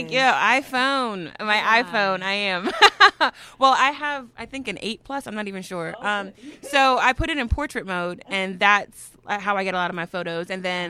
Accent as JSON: {"language": "English", "town": "New York City", "region": "New York", "country": "United States", "tie": "born or raised there", "said": "I grew up in the Bronx, so it was maybe 12, 14 blocks away from where I was living in the projects."}